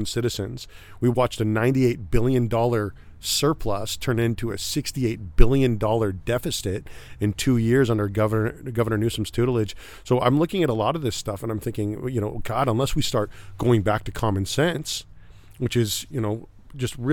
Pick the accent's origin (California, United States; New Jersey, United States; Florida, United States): California, United States; Northern; also born or lived in Bay Area / Fresno / Sacramento / Roseville; I grew up all over Northern California. I was born in the Bay Area, moved inland to Fresno